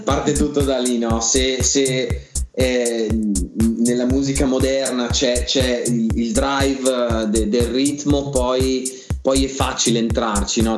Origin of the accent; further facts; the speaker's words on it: Valtellina, Lombardy, Italy; moved away; io vengo dalla Valtellina, prima di trasferirmi